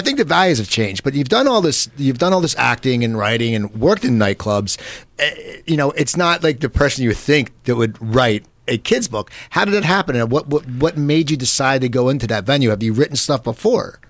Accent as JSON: {"language": "English", "area": "near Philadelphia", "region": "Pennsylvania", "country": "United States", "tie": "born or raised there", "moved": "yes", "lives_now": "Los Angeles, United States", "said": "I grew up near Philadelphia, and I was there forever"}